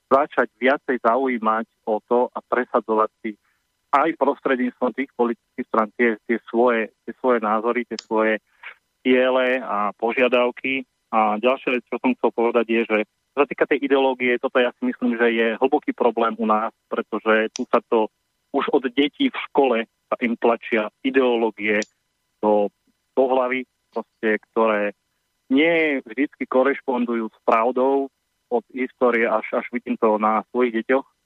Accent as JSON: {"language": "Slovak", "country": "Slovakia", "said": "sme Slováci"}